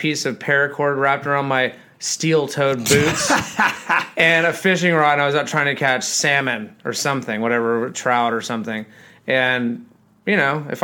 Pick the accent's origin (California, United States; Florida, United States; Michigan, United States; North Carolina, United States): Florida, United States; also born or lived in Los Angeles; we're from Florida